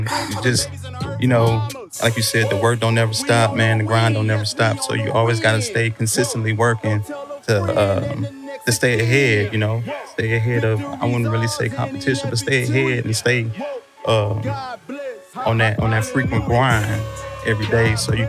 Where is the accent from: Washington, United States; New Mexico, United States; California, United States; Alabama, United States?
New Mexico, United States; Portales; born there; Originally, I was born in New Mexico.